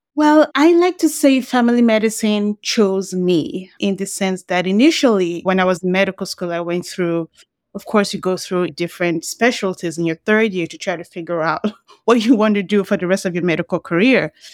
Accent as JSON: {"language": "English", "country": "Nigeria", "tie": "born or raised there", "moved": "yes", "said": "when I grew up in Nigeria"}